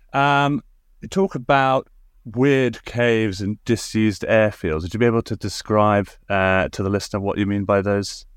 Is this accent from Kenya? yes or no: no; Suffolk, East of England, United Kingdom; I grew up in Suffolk